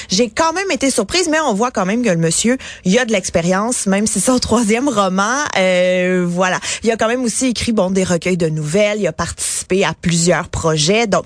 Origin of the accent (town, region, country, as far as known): Quebec, Canada; accent: Québécois